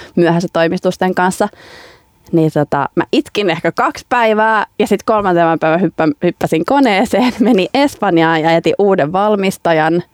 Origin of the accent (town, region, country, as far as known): Finland; moved away as an adult; also born or lived in Leicester, United Kingdom / London, United Kingdom